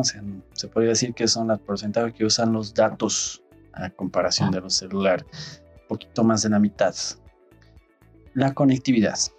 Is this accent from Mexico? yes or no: no; Bolivia; en Bolivia somos usuarios de Android